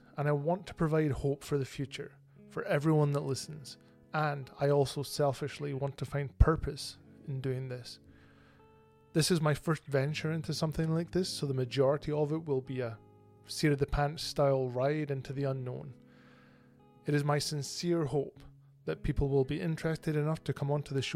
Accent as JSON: {"language": "English", "region": "Bonnie Scotland", "country": "United Kingdom", "moved": "as an adult", "lives_now": "Canada", "said": "I hail originally from Bonnie, Scotland, and I moved to Canada in 2008."}